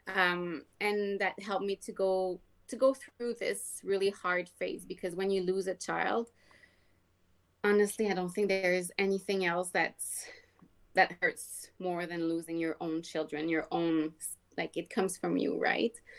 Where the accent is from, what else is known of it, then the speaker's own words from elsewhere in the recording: Quebec, Canada; English is a second language; moved away as an adult; also born or lived in Ontario / British Columbia; now in Alberta, Canada; born and raised in Quebec